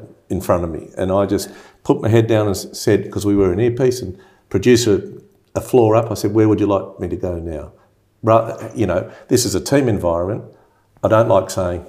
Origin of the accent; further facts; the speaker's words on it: Sydney, New South Wales, Australia; also born or lived in England; I was born in England. My father met my mother at Royal North Shore Hospital. Dad was a doctor, mum was a nurse. They went to England. Dad did his specialty, anaesthesia, and I came along. And moved back here, been here, I'm nearly 58. And I went to Lane Cove Public, North Sydney Boys High, Macquarie University